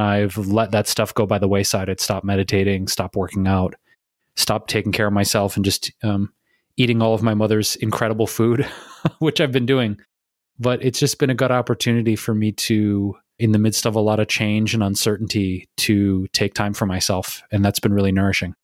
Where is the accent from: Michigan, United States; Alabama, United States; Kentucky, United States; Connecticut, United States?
Michigan, United States; Detroit; moved away; back here in my hometown of Detroit, Michigan